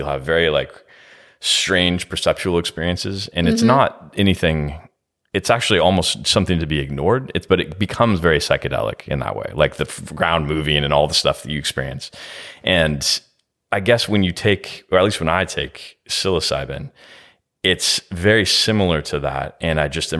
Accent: California, United States; Yeah, I'm from California

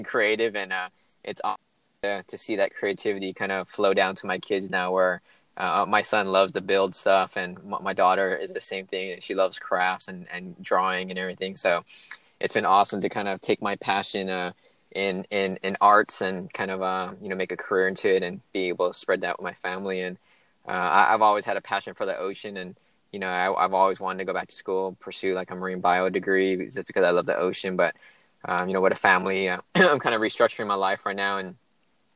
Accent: California, United States; moved away as an adult; also born or lived in San Francisco, United States / Los Angeles, United States / Maryland, United States; I was actually born and raised in California all my life. Grew up all around California from San Francisco down to kind of Los Angeles

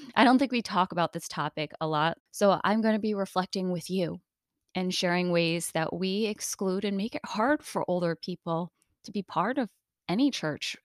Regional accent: United States; Being Asian American

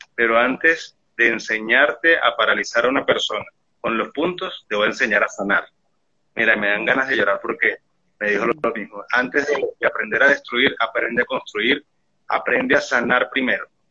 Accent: Venezuelan Andes, Venezuela; como buen gocho, soy montañero

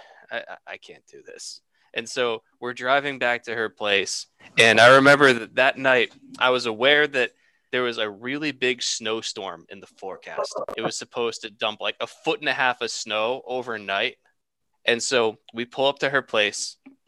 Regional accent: Troy, New York, United States; Justin and I grew up outside of Troy

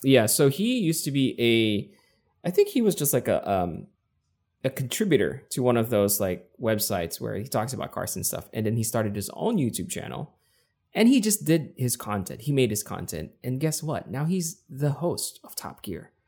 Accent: Quezon City, Metro Manila, Philippines; first language English; moved away as an adult; now in San Diego, United States; I was born and raised in Quezon City in the Philippines.

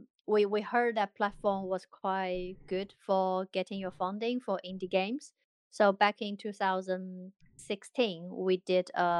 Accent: China; now in London, United Kingdom; we're all from China, but we all scattered around the world at the moment. I am based in London.

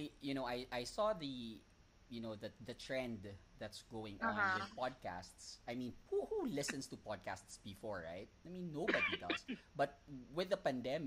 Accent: Davao City, Davao Region, Philippines; moved away as an adult; also born or lived in Dumaguete; now in Manila, Philippines; We're from Davao

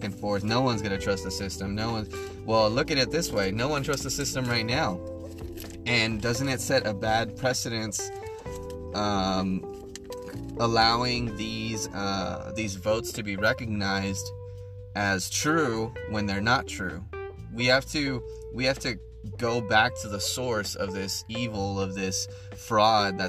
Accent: United States; we're American, guys, remember that. You know, we are blessed to be born in this nation

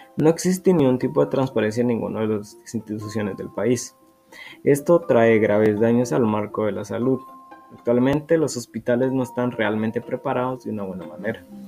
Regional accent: Guatemala; Como guatemaltecos hemos protestado

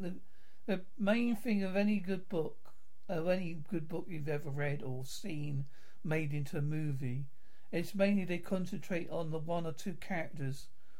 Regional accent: England, United Kingdom; accent: English; I thought, well, because I'm English, I can't.

